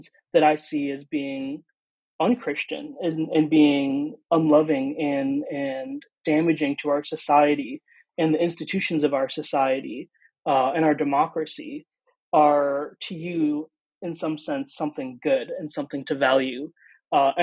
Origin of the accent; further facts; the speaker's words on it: Green Bay, Wisconsin, United States; also born or lived in India / Pulaski, Wisconsin; I grew up in Green Bay, Wisconsin. I was born in India, but adopted when I was an infant